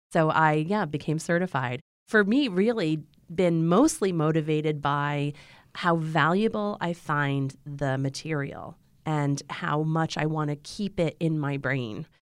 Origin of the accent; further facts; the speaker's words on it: Ann Arbor, Michigan, United States; I was born in Ann Arbor in the middle of a snowstorm.